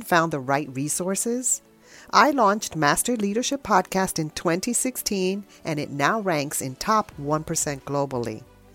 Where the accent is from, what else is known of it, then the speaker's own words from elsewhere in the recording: New York, United States; now in Georgia, United States; I'm from New York originally. That's where my home is